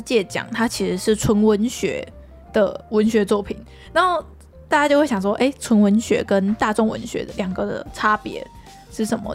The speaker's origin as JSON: {"language": "Chinese", "country": "Taiwan", "said": "我们台湾人"}